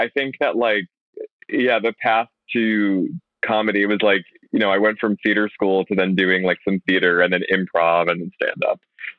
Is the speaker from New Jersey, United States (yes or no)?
no; New York, United States; also born or lived in Chicago; So I actually grew up in New York. I grew up in the burbs outside the city in Westchester. And then, Westchester. Jew from Westchester. And then after college, I went to school in upstate New York at Binghamton.